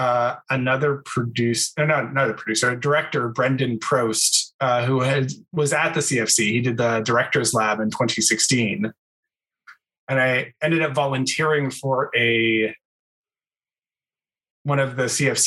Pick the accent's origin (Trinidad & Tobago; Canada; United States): Canada; Vancouver Island, British Columbia; moved away as an adult; also born or lived in Ontario; now in Toronto, Canada; I went to high school in on Vancouver Island in a really small town, and then moved to Toronto because I'm originally from Ontario